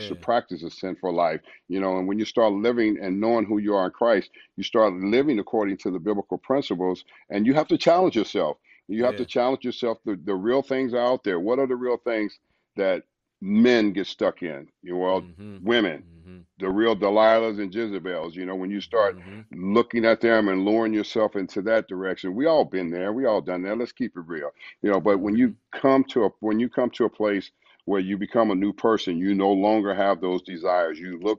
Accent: Los Angeles, California, United States; born or raised there; moved away as an adult; now in St. Louis, United States

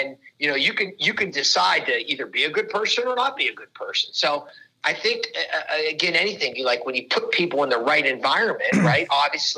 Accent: Pittsburgh, Pennsylvania, United States; I'm from Pittsburgh

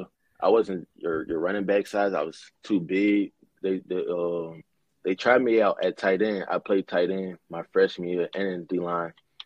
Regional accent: Zachary, Louisiana, United States; I'm from Zach, Louisiana. It's like right outside of Baton Rouge.

